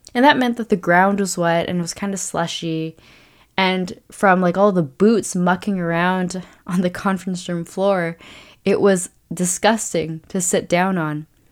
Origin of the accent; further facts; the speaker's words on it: Vancouver, British Columbia, Canada; my hometown of Vancouver